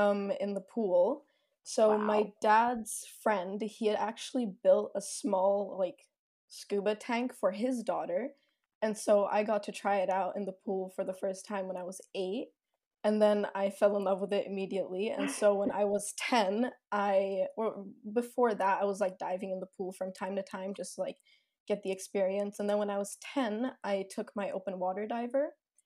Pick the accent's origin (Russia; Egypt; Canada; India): Egypt; also born or lived in Sweden; I was born in Sweden, but my parents worked in Egypt at the time when I was born. So cool. At a very young age, at like 2 months old, we moved back to Egypt, and that's where I grew up